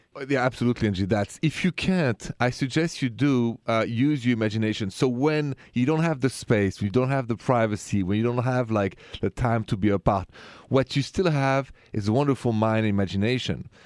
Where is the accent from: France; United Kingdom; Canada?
France; moved away; I'm French